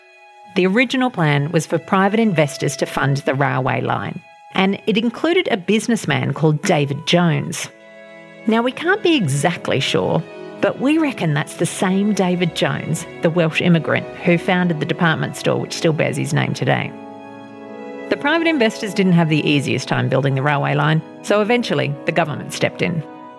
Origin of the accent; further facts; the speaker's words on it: Maitland, New South Wales, Australia; I was born and bred in Maitland.